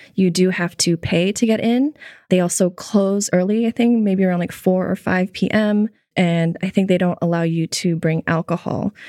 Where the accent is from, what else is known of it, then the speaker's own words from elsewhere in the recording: Tokyo, Japan; I grew up in Tokyo.